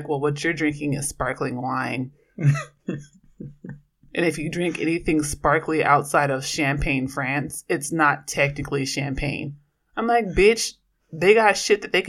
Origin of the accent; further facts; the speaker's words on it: Oakland, California, United States; I'm from Oakland, and I'm a queer, Black feminist scholar